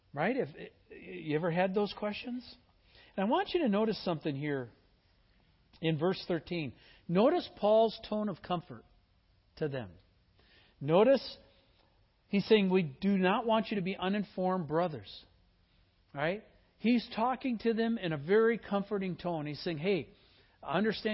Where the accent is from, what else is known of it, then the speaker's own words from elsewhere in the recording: Midwest, United States; I was born in the Midwest